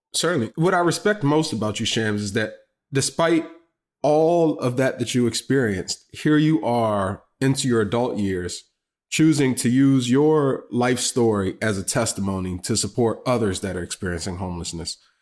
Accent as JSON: {"language": "English", "town": "Washington", "region": "District of Columbia", "country": "United States", "said": "Being a buddy from D C, you know, we call y'all Bama sometimes"}